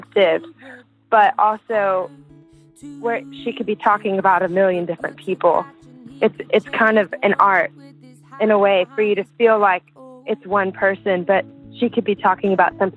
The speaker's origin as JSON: {"language": "English", "region": "South Louisiana", "country": "United States", "tie": "born or raised there", "said": "I grew up in South Louisiana, and we love to dance to Cajun and Zydeco music"}